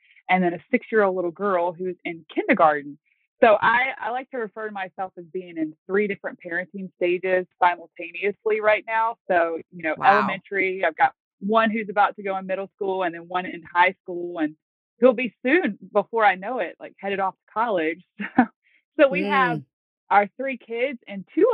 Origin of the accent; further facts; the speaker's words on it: Virginia, United States; also born or lived in North Carolina; now in Manheim, United States; I am originally from Virginia